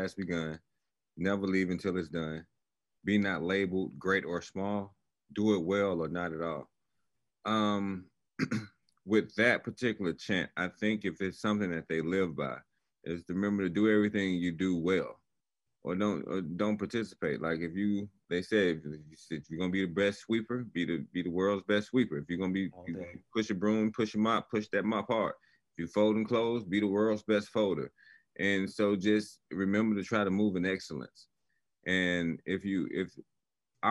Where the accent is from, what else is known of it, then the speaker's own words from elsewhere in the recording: Chicago, Illinois, United States; I came up, I was born in Chicago, Illinois